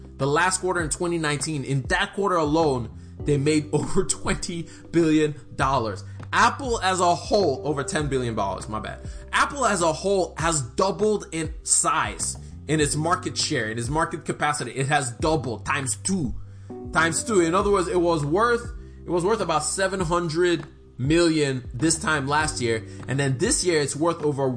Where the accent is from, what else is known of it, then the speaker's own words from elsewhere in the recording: Nigeria; I'm Nigerian.